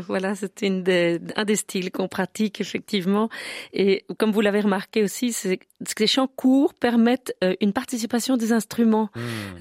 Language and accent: French; Brussels, Brussels-Capital Region, Belgium; chez nous à Bruxelles